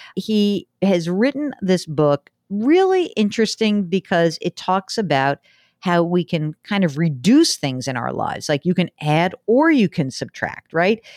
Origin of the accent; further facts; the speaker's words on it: New York, United States; I am the New Yorker